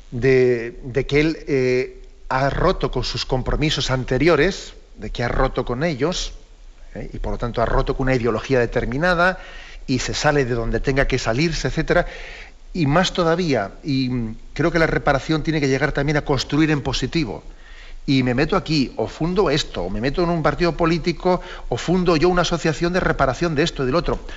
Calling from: Castellón, Valencian Community, Spain; Buenos días … de Castellón.

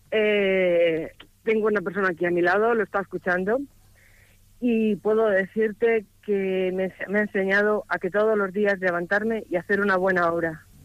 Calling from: Alicante, Valencian Community, Spain; de Alicante.

